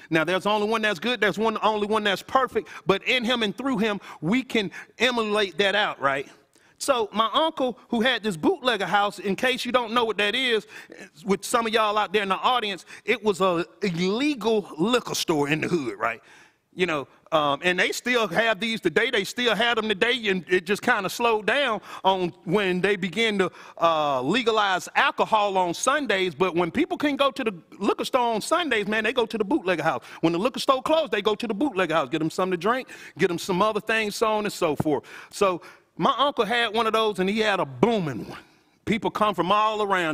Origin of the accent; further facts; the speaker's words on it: Athens, Georgia, United States; I'm originally from Athens from a housing authority projects called Paul, though